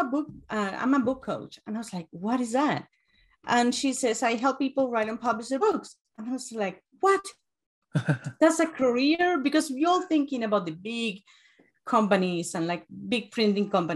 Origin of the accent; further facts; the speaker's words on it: Uruguay; English is a second language; moved away as an adult; now in United States; I'm from Uruguay. I have an accent